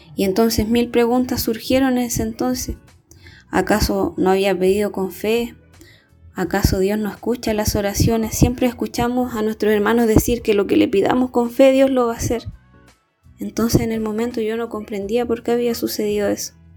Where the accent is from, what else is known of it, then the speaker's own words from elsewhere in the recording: Chile; soy de Chile